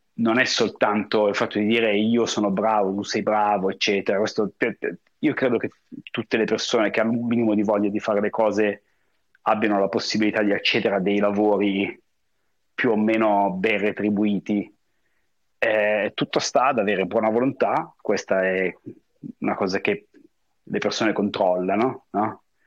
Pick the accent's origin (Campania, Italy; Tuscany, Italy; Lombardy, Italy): Lombardy, Italy; Como; moved away as an adult; also born or lived in Paris, France / New York, United States / Hong Kong; now in Miami, United States; sono sul lago di Como, che è anche il posto dove io sono nato e cresciuto